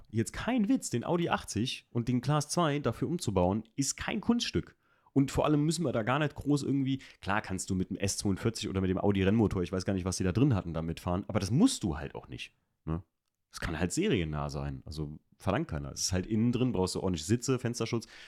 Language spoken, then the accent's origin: German; Alken, Rhineland-Palatinate, Germany; da wo ich aufgewachsen bin in Alken, da wurden früher Bergrennen gefahren